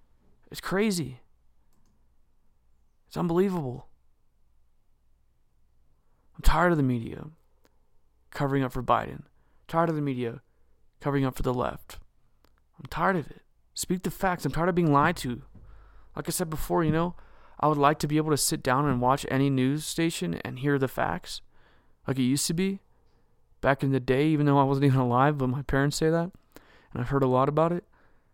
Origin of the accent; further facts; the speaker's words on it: United States; we deserve the truth as the American people.